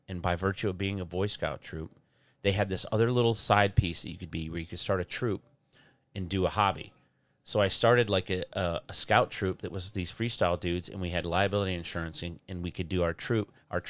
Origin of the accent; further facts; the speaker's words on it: Michigan, United States; I grew up in Michigan.